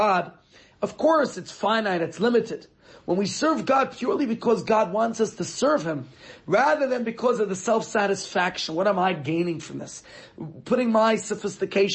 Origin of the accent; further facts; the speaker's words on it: New York, United States; now in Johannesburg, South Africa; as a child growing up in New York